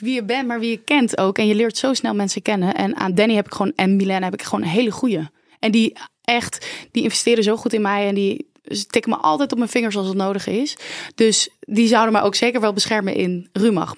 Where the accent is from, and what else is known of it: Oranjewoud, Friesland, Netherlands; born or raised there